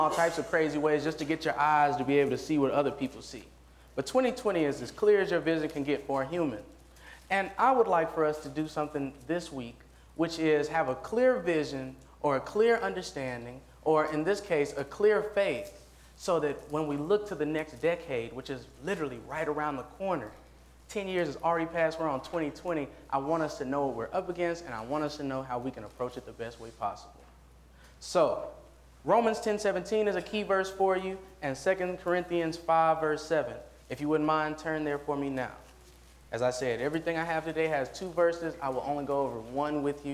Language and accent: English; Nashville, Tennessee, United States; I'm from Nashville, Tennessee